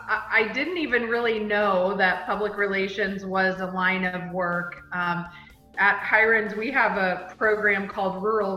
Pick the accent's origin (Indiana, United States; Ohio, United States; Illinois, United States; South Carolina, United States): Indiana, United States; Bloomington; Bloomington, Indiana, which was my hometown.